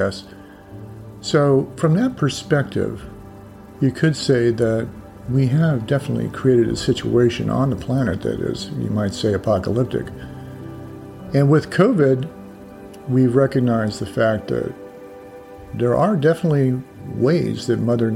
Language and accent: English; United States; growing up in the United States over, quite a few decades now